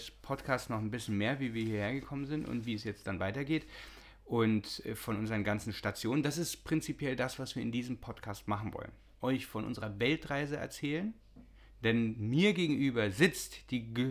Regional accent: Austria; born there; Und ich bin geboren in Österreich.

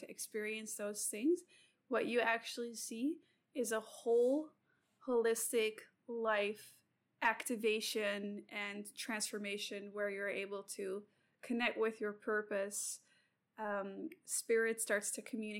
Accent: Sydney, New South Wales, Australia; I'm also from Sydney

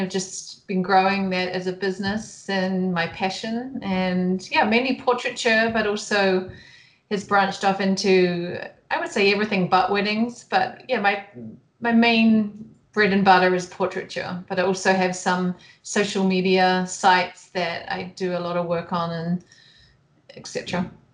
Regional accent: New Zealand; moved away as an adult; now in Bend, United States; I was born and raised in New Zealand, and ventured off after university and saw the world, and then ended up in the U.S.

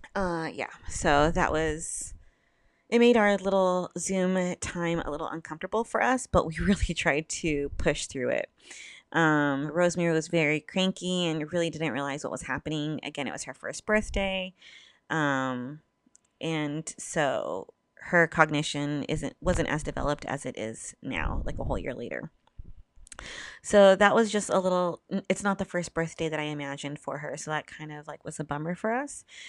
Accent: Southern California, United States; I'm from SoCal

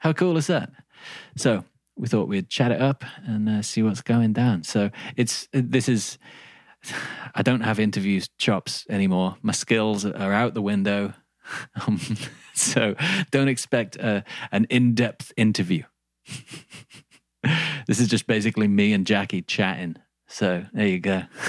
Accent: England, United Kingdom; accent: Midlands English crossed with a little Australian; My accent isn't standard English. It's like Midlands English crossed with like a little bit of Australian and like something weird in there as well.

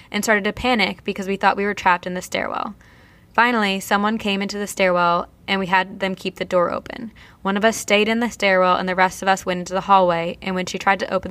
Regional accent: Vernon, New Jersey, United States; I'm from New Jersey. Did I hear that one of you from New Jersey also? I am. I'm from Vernon, where Mountain Creek Action Park is

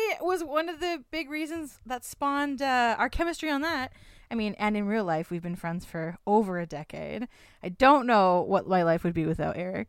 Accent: Hamilton, Ontario, Canada; born and raised in Hamilton, Ontario

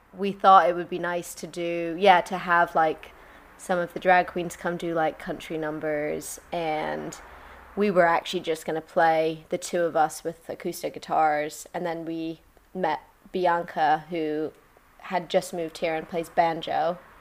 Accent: Colorado, United States; also born or lived in London; now in Margate, United Kingdom; I'm from Colorado originally

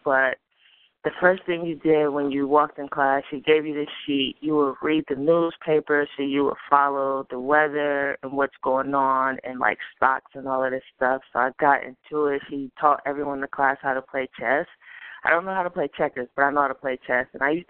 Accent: Akron, Ohio, United States; I'm from Akron, Ohio.

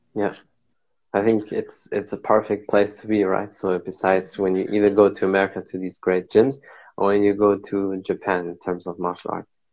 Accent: Germany; I'm here from Germany

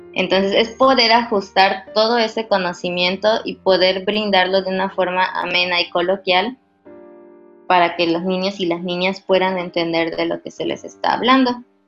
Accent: Mérida, Yucatán, Mexico; moved away; soy originaria de Mérida

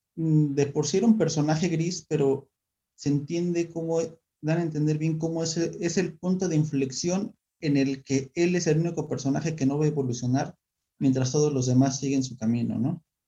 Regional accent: Mexico; now in Hidalgo, Mexico; nosotros como mexicanos

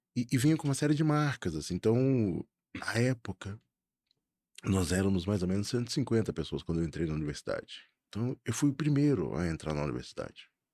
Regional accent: Belo Horizonte, Minas Gerais, Brazil; eu sou de Belo Horizonte

